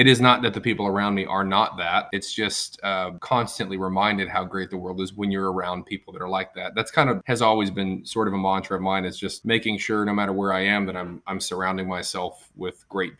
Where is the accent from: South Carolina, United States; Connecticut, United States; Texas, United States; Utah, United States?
Texas, United States; I'm from Texas